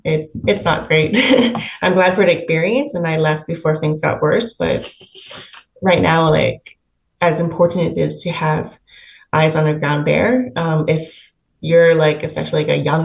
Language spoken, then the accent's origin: English; Hong Kong; now in Canada; I'm from Hong Kong, so I look Chinese.